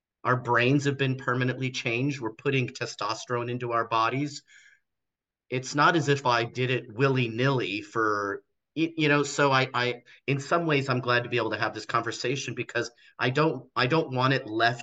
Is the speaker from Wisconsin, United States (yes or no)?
no; Los Angeles, California, United States; also born or lived in Torrance, California / Mesa, Arizona; I was born and raised in Los Angeles, California